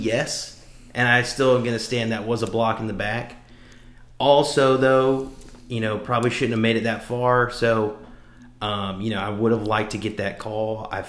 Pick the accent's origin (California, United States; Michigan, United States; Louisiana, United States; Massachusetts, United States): Louisiana, United States; You know that oh, don't worry, I'm just Cajun. You know that don't work. anywhere outside of, you know, Louisiana.